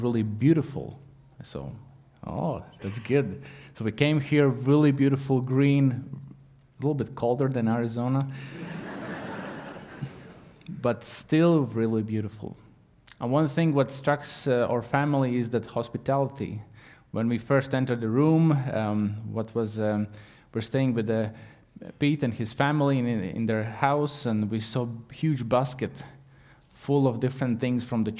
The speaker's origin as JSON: {"language": "English", "country": "Latvia", "second_language": "English", "moved": "yes", "said": "I'm not English speaker. I'm Latvian"}